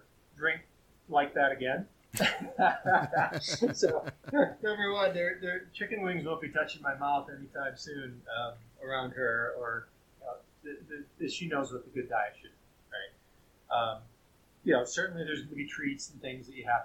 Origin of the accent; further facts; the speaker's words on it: near Buffalo, New York, United States; now in Truckee, United States; I grew up near Buffalo